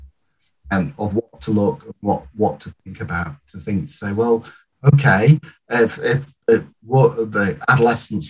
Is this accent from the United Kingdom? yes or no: yes; United Kingdom; I'm British through and through